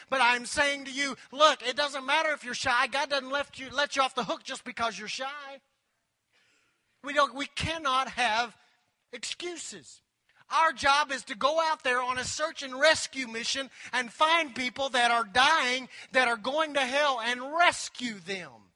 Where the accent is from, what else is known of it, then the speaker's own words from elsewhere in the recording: Anadarko, Oklahoma, United States; I grew up in Anadarko, Oklahoma. Told you I was a redneck. Grew up in Anadarko, Oklahoma. Little bitty town in West Oklahoma